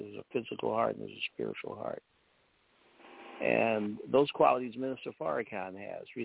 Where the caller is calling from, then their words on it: Chicago, Illinois, United States; from Chicago.